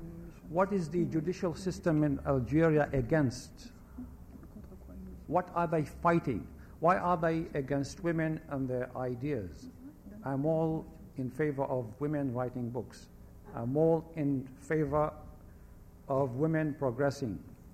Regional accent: Baghdad, Baghdad Governorate, Iraq; born there; also born or lived in different countries; I was born in Baghdad, Iraq, of Jewish descent. I lived in different countries, just to give you an idea of myself.

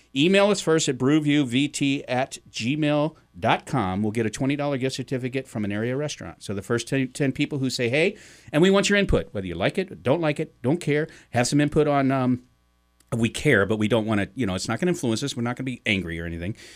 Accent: St. Louis, Missouri, United States; now in Vermont, United States; I grew up in Missouri. I grew up in Saint Louis.

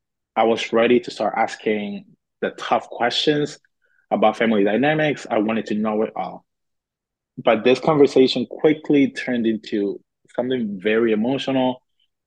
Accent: Cuba; moved away; So I was born on the island. I was born in Cuba.

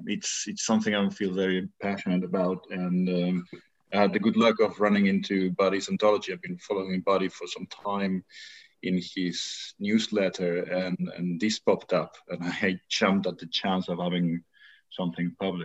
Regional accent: Argentina; now in Paris, France; I was born in Argentina. I'm currently living in Paris, France.

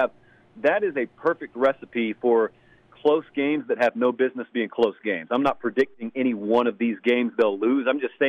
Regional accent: Georgia, United States; I grew up in Georgia

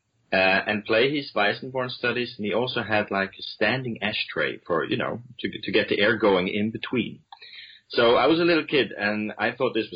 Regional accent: Stavanger, Rogaland, Norway; moved away as an adult; also born or lived in Kuala Lumpur, Malaysia / Copenhagen, Denmark / Cologne, Germany; growing up in Stavanger, which is southwest in Norway

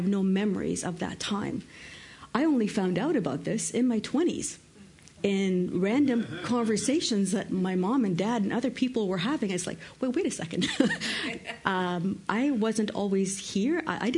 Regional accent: Canada; also born or lived in Lebanon; Now, I was born in Canada. I actually lived most of my life in Canada, but as a child, I actually lived in Lebanon. My parents are Lebanese.

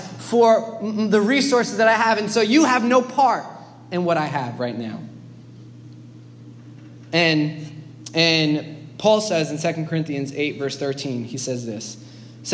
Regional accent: New York City, New York, United States; as a New Yorker

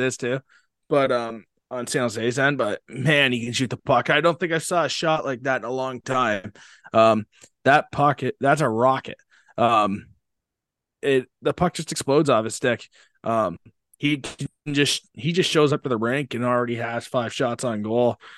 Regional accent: London, Ontario, Canada; growing up around London, you get to know a lot of people from the Knights organization

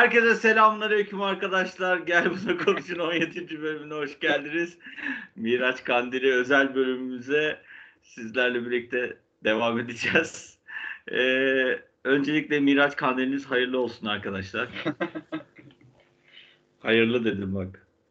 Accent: Ardahan, Turkey; also born or lived in Kars; ben Ardahanlıyım

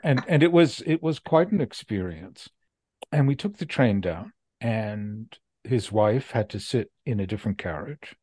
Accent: United States; I'm an American and I'm a Jew

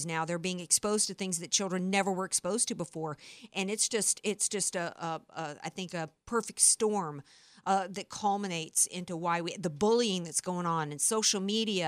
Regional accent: Deep South, United States; moved away; I grew up in the Deep South

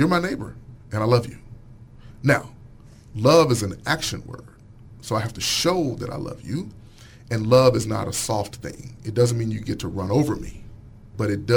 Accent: Pine Bluff, Arkansas, United States; moved away as an adult; also born or lived in Boston, Massachusetts; I grew up in Pine Bluff

